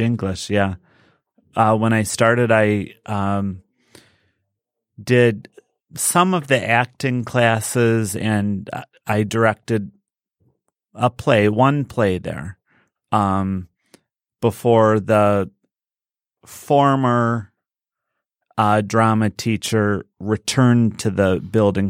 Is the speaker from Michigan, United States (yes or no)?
yes; Westland, Michigan, United States; also born or lived in Dearborn, Michigan / South Lyon, Michigan; I grew up in Westland until I was in s, uh, eighth grade.